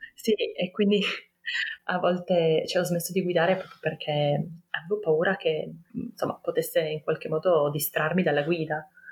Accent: Turin, Piedmont, Italy; ho 33 anni, ehm, sono di Torino

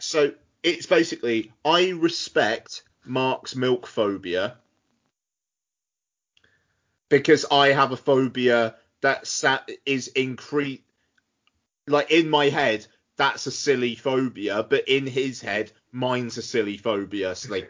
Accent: South West England, United Kingdom; born or raised there

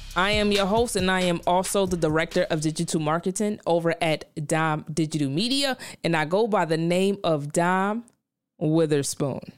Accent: New York City, New York, United States; moved away; I come from Brownsville, Brooklyn

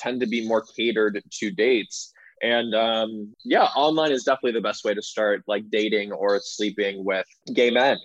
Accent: Los Angeles, California, United States; accent: Valley girl; moved away as an adult; now in New York, United States; I was born and raised in Los Angeles. I'm a Valley boy, and I do have a slight Valley girl accent

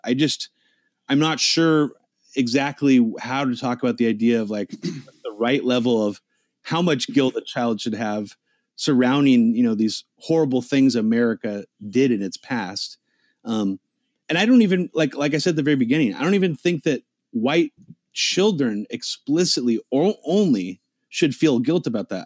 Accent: United States; I live in the United States. I grew up here.

